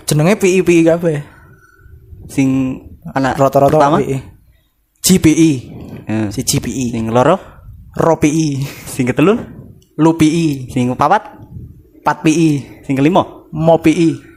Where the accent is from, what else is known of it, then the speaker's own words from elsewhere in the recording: West Java, Indonesia; bahasa Sunda nggak bisa lahir di Jawa tapi gedenya di tanah Sunda